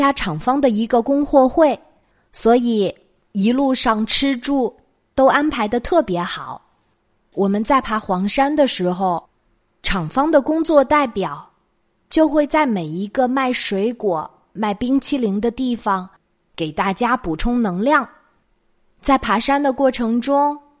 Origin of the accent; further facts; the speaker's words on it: Jiangsu, China; 我们江苏这边的人习惯用硬币